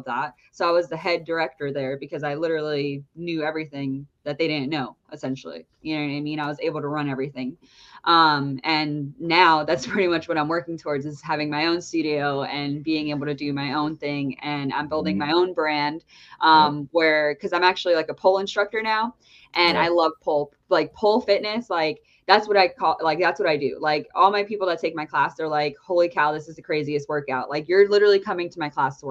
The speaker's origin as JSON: {"language": "English", "region": "New Jersey", "country": "United States", "said": "I'm from New Jersey."}